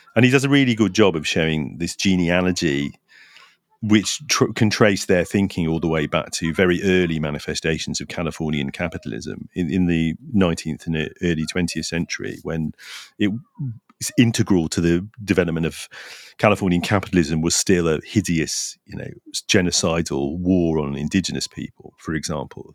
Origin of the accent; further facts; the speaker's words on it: London, United Kingdom; I was from East London